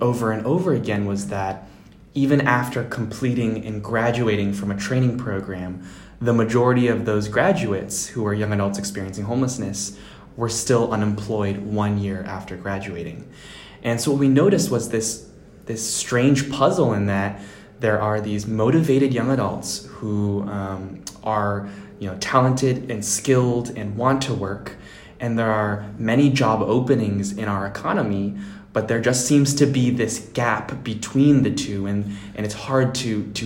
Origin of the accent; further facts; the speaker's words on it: Wellesley, Massachusetts, United States; also born or lived in Iowa; I was born in Iowa, raised in Wellesley, Massachusetts